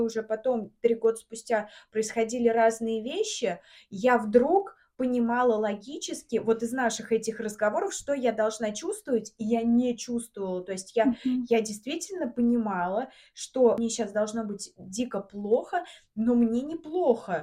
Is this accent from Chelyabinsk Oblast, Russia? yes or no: no; Samara, Samara Oblast, Russia; moved away as an adult; now in Moscow, Russia; мы из Самары, угу. и 22 года я жила в Самаре